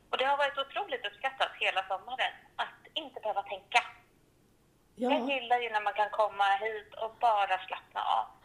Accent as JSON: {"language": "Swedish", "town": "Stockholm", "region": "Stockholm County", "country": "Sweden", "moved": "as an adult", "lives_now": "Klimpfjäll, Sweden", "said": "Jag är ju från Stockholm från början men har bott här uppe nu i ett år. Eh, och valde att flytta upp hit till Klimpfjäll från Stockholm"}